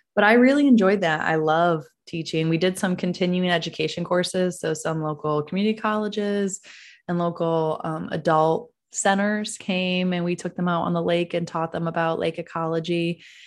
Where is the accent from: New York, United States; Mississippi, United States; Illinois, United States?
New York, United States; Ithaca; now in Texas, United States; I don't have an accent because I grew up in Ithaca, New York